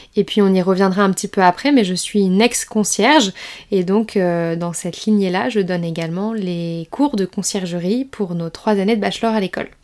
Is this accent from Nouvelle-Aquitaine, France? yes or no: yes; around Bordeaux, Nouvelle-Aquitaine, France; moved away as an adult; also born or lived in La Rochelle; now in Nice, France; je suis originaire du sud-ouest de la France, fièrement originaire de Bordeaux, enfin des alentours de Bordeaux